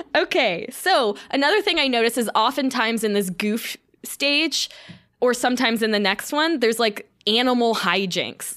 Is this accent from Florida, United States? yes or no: yes; Florida, United States; I'm from Florida, so I did a lot of night beaching